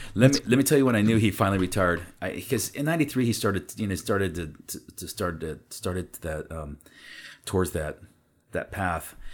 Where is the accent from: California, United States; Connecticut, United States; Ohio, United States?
California, United States; Napa; first language Spanish; English is a second language; also born or lived in St. Helena, California; she moved us to Napa. We were the only family that moved out of Saint Helena. We moved to Napa